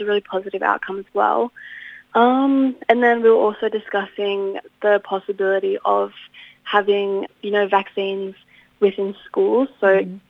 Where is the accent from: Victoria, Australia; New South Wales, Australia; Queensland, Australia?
New South Wales, Australia; Inverell; moved away as an adult; now in Canberra, Australia; I grew up in Inverell where I lived pretty much my whole life until this year where I've just moved to Canberra